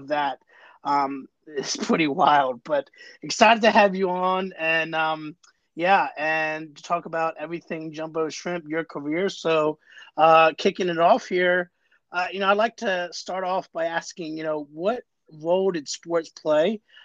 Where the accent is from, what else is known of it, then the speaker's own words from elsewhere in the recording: Jacksonville, Florida, United States; moved away; I grew up there and, spent my childhood years down there